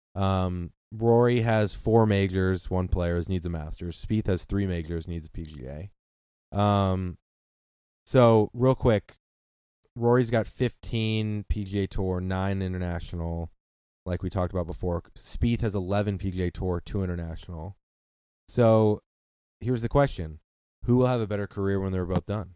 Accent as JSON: {"language": "English", "country": "United States"}